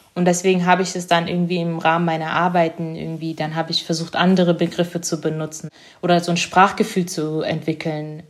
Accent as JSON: {"language": "German", "country": "Germany", "tie": "born or raised there", "also_born_or_lived": "East Africa", "second_language": "German", "said": "ich bin in Ostafrika geboren und kann mich auch noch recht gut erinnern. Die ersten sechs Jahre war ich dort, bevor ich nach Deutschland gekommen bin"}